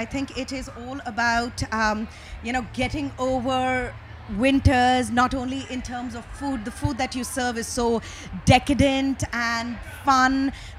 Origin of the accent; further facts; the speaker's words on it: India; now in Tennessee, United States; growing up in India